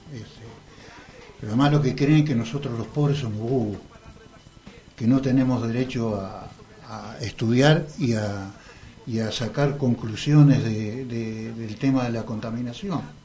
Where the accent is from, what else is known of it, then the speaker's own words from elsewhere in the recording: Montevideo, Uruguay; yo soy de La Teja, soy de izquierda, soy un obrero